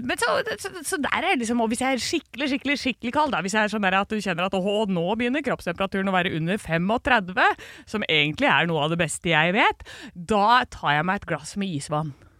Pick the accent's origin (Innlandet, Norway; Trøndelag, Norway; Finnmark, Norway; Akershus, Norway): Akershus, Norway; Drøbak; jeg er fra Indre Oslofjord